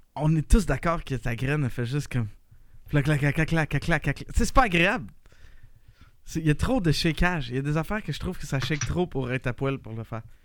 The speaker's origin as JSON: {"language": "French", "region": "Quebec", "country": "Canada", "said": "on a beaucoup d'expérience en tant que Québécois à jouer avec des glaçons de même"}